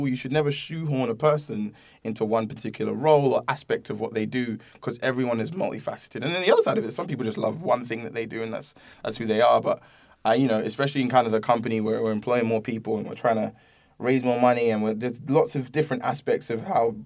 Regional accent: London, United Kingdom; moved away as an adult; also born or lived in Camberwell / Catford / Greenwich; now in United States; I grew up in South London

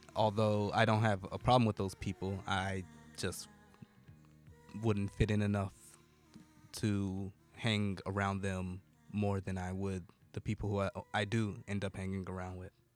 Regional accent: United States; I'm American, but I'm just barely American culturally

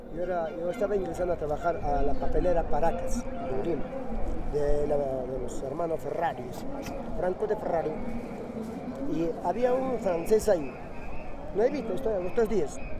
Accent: Cusco, Peru; moved away; Yo soy cusqueño, cusqueño

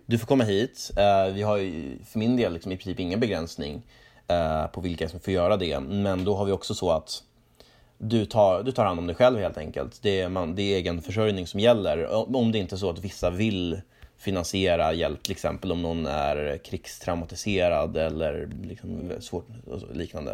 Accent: Norrland, Sweden; jag växte upp i Norrland

